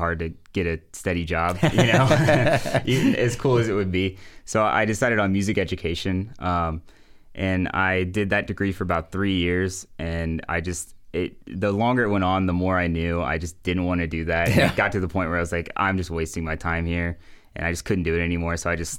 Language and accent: English; Hebron, Kentucky, United States; Yeah, so I grew up in Hebron, Kentucky, which is pretty close to here, about 30 minutes away. I went to Connor High School.